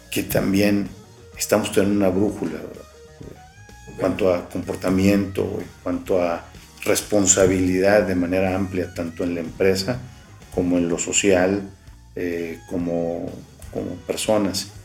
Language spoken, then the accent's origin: Spanish; Mexico